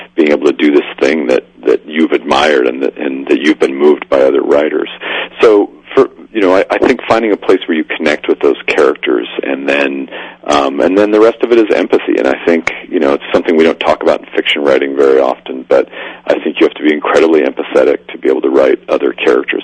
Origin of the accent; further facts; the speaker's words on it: Spokane, Washington, United States; in Spokane, Washington, my hometown